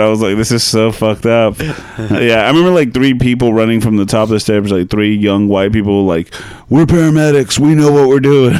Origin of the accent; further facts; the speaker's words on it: Arlington, United States; I'm from Arlington, and we had some pretty trashy theaters compared to now.